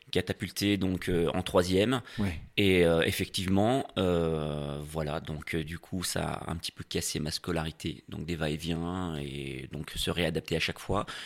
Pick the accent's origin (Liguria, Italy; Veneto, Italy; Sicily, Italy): Sicily, Italy; Palermo; born or raised there; moved away; also born or lived in Annecy, France